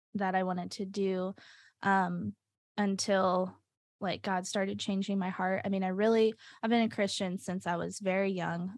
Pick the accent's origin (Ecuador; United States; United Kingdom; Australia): United States; Nashville, Tennessee; moved away as an adult; also born or lived in Binghamton, New York; now in Rochester, United States; I'm originally from Nashville, Tennessee.